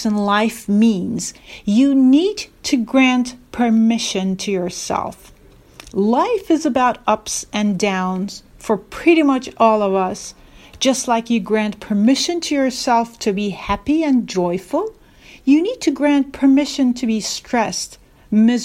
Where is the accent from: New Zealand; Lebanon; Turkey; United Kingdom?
Turkey; Istanbul; moved away as an adult; also born or lived in Norway / Singapore / California; I am originally from Istanbul, but lived most of my adult life abroad, working in countries such as Norway, Singapore, and California.